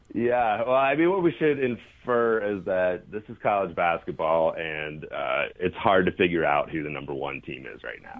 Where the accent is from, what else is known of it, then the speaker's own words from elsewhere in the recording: East Coast, United States; moved away as an adult; now in Salt Lake City, United States; I grew up on the East Coast, but uh, been out west basically my whole uh, adult life